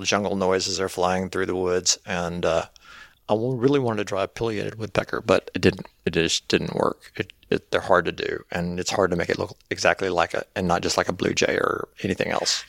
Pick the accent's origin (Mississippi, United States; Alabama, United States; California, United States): Mississippi, United States; Cleveland; moved away as an adult; also born or lived in Picayune, Mississippi / Leland, Mississippi; now in Sewanee, United States; I grew up in, in Cleveland and then Leland, graduated from Leland High School